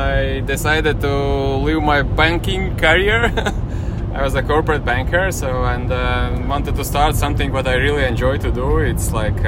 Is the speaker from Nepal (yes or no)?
no; Latvia; English is a second language; moved away as an adult; also born or lived in Como, Italy; now in Mallorca, Spain; I'm from Latvia, the Baltic countries, European Union